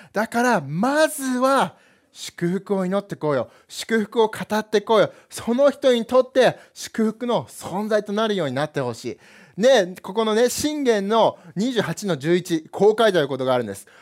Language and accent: Japanese; United States; now in Japan; 自分がずっとアメリカで育ったんだけど